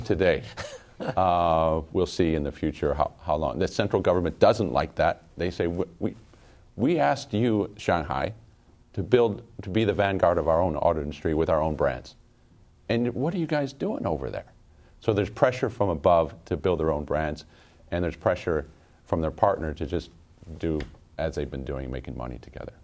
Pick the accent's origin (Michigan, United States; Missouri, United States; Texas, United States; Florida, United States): Michigan, United States; Detroit; moved away; here in Detroit, my hometown